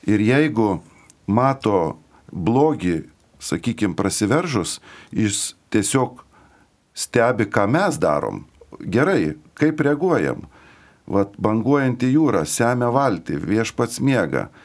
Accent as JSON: {"language": "Lithuanian", "country": "Lithuania", "said": "mes kaip lietuviai turime, kaip čia pasakius, tokį padidinto kuklumo e, jausmą"}